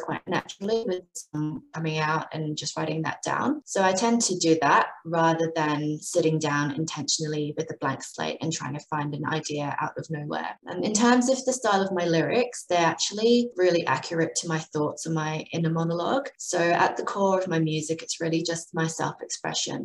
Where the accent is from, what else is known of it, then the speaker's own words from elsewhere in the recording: United Kingdom; also born or lived in Adelaide, Australia; now in Melbourne, Australia; I grew up in the UK. So that's the explanation for my accent, which is a bit of a mess